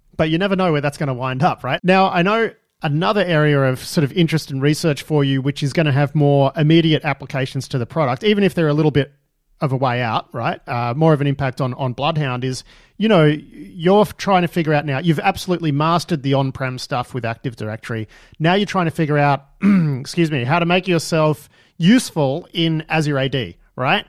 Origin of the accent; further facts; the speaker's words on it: Melbourne, Victoria, Australia; I grew up in Melbourne